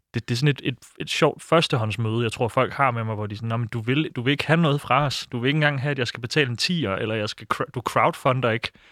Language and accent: Danish; Silkeborg, Central Denmark Region, Denmark; den by, hvor jeg voksede op i Silkeborg